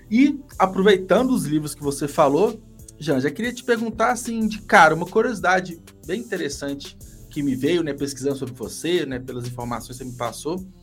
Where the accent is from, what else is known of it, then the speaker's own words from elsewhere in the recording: Minas Gerais, Brazil; Sou de Minas.